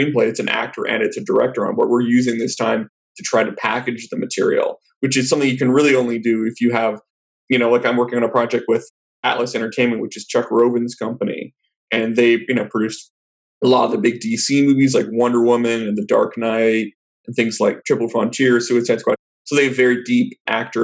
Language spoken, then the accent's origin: English; Vancouver, British Columbia, Canada; moved away as an adult; also born or lived in New York; now in Los Angeles, United States; I'm originally from Vancouver in Canada